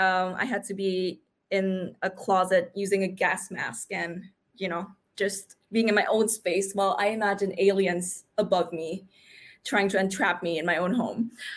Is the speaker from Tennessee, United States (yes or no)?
no; New York, United States; now in Sydney, Australia; I'm from New York. You know, I've got all these experience with like castings and stuff. And then when I went into Sydney, which is where I am now